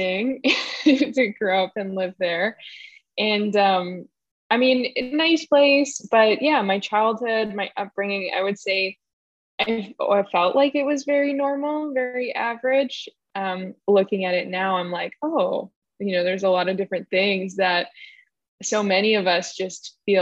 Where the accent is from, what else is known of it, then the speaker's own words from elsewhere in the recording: Winnipeg, Manitoba, Canada; I grew up in Winnipeg, Canada.